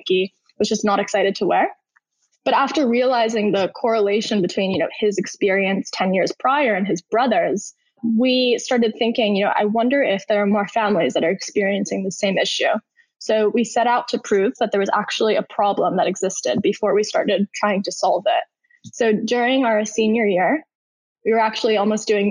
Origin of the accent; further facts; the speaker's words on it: New York City, New York, United States; moved away as an adult; also born or lived in Stanford, California; I'm originally from New York City. I grew up there my entire life.